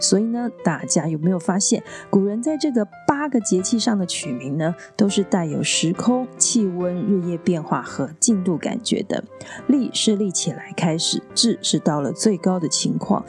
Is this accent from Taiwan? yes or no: yes; Tainan, Taiwan; 在我的家乡台南